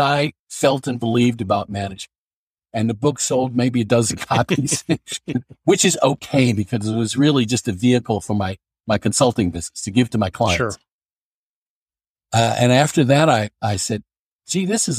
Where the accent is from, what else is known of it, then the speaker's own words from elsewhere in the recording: New York City, New York, United States; moved away as an adult; now in Scarsdale, United States; I was born and raised in New York City, Brooklyn, and lived there the first 31 and a half years of my life before I moved to Westchester County, which where I am now in Scarsdale